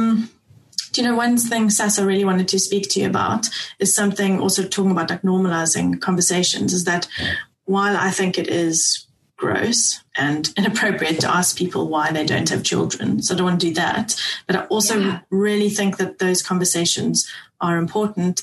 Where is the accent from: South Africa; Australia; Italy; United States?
South Africa; now in United Kingdom; I'm South African